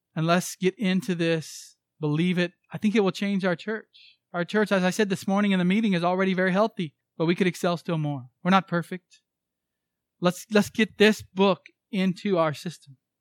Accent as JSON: {"language": "English", "country": "United States"}